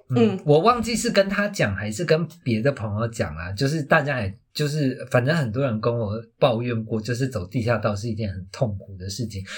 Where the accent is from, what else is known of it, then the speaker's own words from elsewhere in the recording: Taiwan; 我小时候在眷村长大，然后眷村就嗯。是，呃，它里面有非常多小巷子